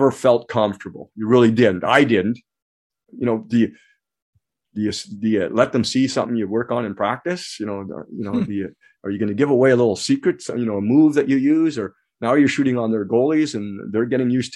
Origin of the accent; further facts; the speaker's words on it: Ontario, Canada; now in United States; I have dual citizenship now, so I'm American and Canadian, but of course, naturalized American, born in Canada.